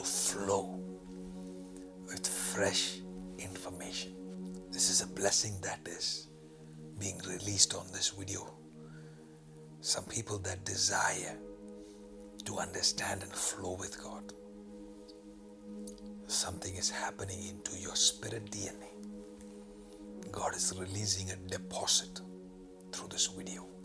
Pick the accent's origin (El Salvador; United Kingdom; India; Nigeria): India; the state I am from in India